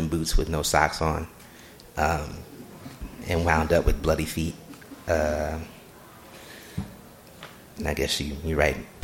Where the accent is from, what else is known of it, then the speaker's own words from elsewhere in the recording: Newark, New Jersey, United States; also born or lived in East Orange, New Jersey; I'm from Newark, New Jersey. East Orange, New Jersey, Newark, New Jersey